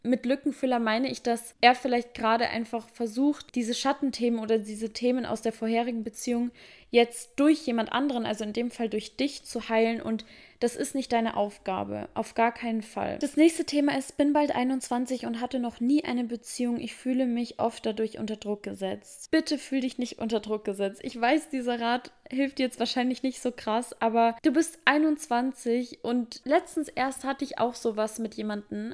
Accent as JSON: {"language": "German", "country": "Germany", "said": "bei uns in Deutschland"}